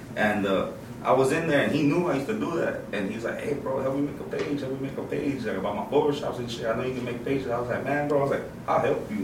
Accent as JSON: {"language": "English", "town": "Houston", "region": "Texas", "country": "United States", "tie": "born or raised there", "also_born_or_lived": "Chicago, Illinois", "said": "I've been raised in the H, bro. I've been in the H all my life"}